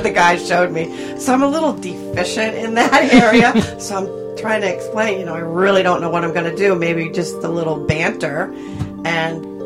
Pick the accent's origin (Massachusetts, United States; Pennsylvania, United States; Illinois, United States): Massachusetts, United States; moved away as an adult; also born or lived in Tennessee; now in New Hampshire, United States; I'm originally from Massachusetts. That's why I have this horrible, we don't say "arr" in our vocabulary